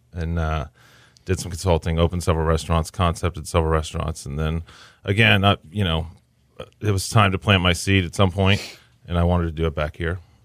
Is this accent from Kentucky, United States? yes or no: no; Kingwood, Texas, United States; moved away as an adult; also born or lived in Boston / New York; I grew up in Kingwood.